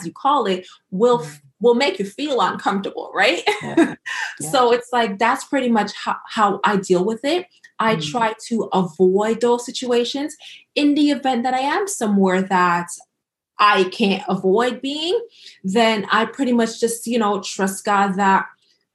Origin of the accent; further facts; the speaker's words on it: Jamaica; being Jamaican